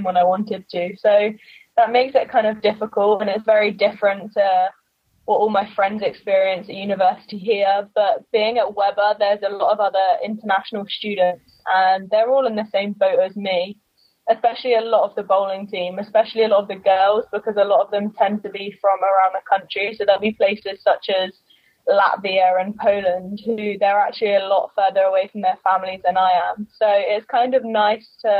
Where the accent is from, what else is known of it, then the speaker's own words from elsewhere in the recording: England, United Kingdom; moved away as an adult; now in Florida, United States; I was born and raised in England.